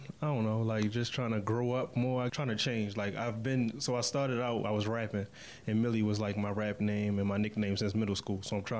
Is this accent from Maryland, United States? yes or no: yes; Baltimore, Maryland, United States; I'm from Baltimore, Maryland. Yeah, right. West Side.